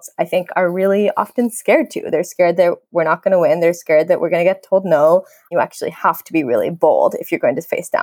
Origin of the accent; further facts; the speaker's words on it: Minneapolis, Minnesota, United States; moved away as an adult; now in Los Angeles, United States; I'm calling in from Los Angeles. I recently moved here. I grew up in Minneapolis.